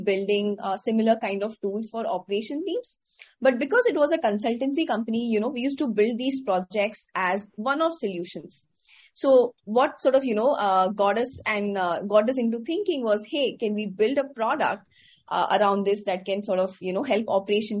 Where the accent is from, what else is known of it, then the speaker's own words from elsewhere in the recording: Patna, Bihar, India; moved away as an adult; also born or lived in Pilani, Rajasthan, India; now in Bangalore, India; I actually grew up in a tier two city in India called Patna in the state of Bihar